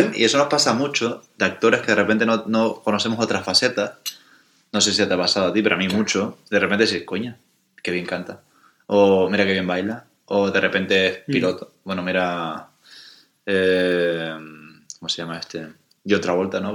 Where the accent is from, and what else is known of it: Canary Islands, Spain; born or raised there